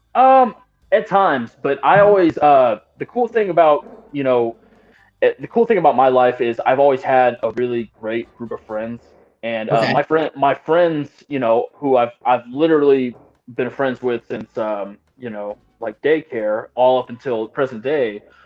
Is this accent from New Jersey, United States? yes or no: no; Austin, Texas, United States; now in Kansas City, United States; where I'm from in Texas, I'm from the Austin area